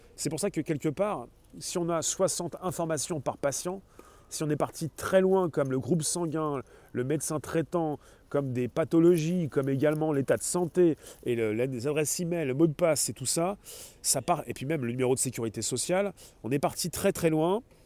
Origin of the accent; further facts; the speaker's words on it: France; nous sommes des Français